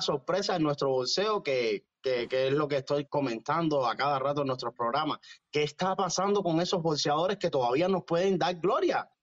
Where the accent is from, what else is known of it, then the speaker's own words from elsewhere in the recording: Cuba; yo soy de San Ignacio